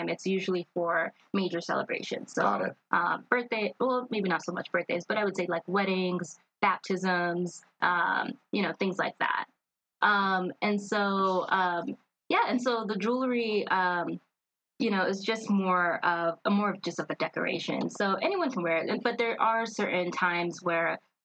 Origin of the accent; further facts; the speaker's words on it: Denver, Colorado, United States; also born or lived in Eritrea (ancestry); I grew up here in Denver, and although my parents spoke Tigrinya with me growing up